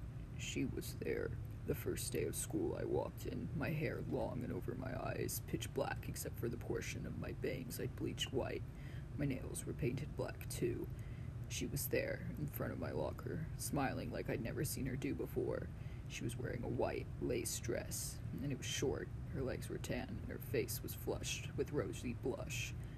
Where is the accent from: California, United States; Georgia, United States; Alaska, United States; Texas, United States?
Texas, United States; I'm from Texas, and I know where you're broadcasting from.